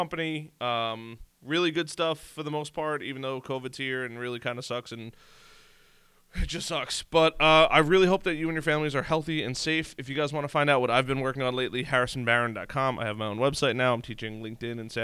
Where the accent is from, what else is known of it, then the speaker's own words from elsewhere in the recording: New York, United States; I'm from New York. This is how we talk